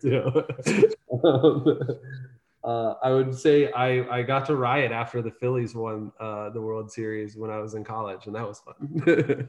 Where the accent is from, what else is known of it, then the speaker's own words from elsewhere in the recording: Salem, Ohio, United States; also born or lived in Philadelphia / Melbourne; I was born in a small town in northeastern Ohio called Salem.